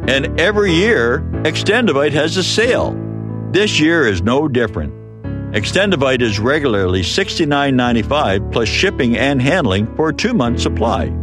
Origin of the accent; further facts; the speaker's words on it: Appalachian Mountains, United States; my home country of the Appalachian Mountains